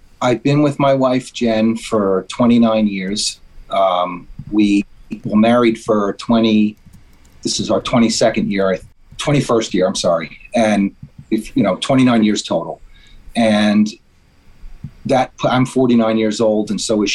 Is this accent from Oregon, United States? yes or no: no; New York, United States; I'm from New York. And we're in New York now